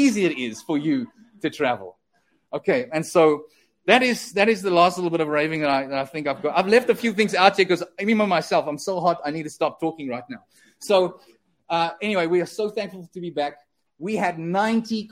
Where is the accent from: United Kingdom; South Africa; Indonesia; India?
South Africa; now in Canada; we as South Africans